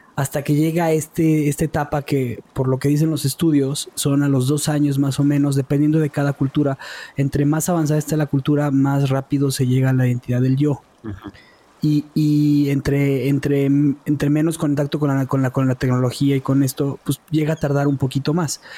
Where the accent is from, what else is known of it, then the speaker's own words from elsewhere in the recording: Mexico; also born or lived in Israel; soy mexicano